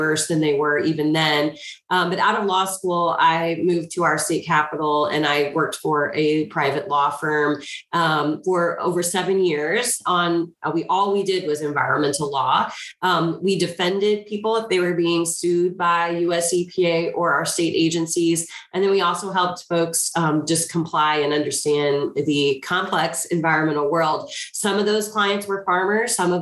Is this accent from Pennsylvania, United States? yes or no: no; Marion, Illinois, United States; I grew up in a small town in Southern Illinois. I grew up in Marion